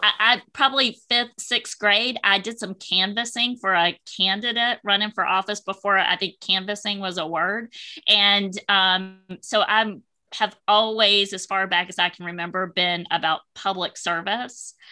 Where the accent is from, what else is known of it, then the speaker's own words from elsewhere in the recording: Wilmington, North Carolina, United States; I'm a native of Wilmington, North Carolina, born and raised in North Carolina